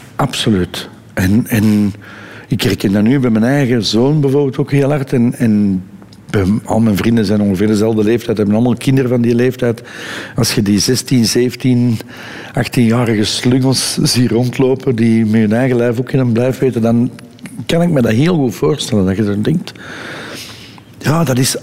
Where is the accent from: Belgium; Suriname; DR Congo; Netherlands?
Belgium; Edegem, Flanders; opgegroeid in Edegem, wat, wat toen nog eigenlijk een beetje een landelijke gemeente was.